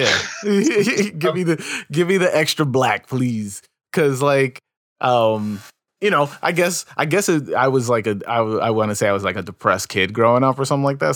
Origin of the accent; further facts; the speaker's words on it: New York, United States; I was from New York